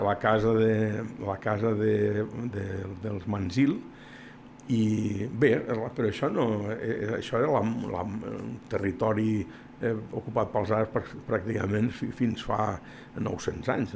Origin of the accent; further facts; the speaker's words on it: La Granja d'Escarp, Catalonia, Spain; el paisatge que surt és del meu poble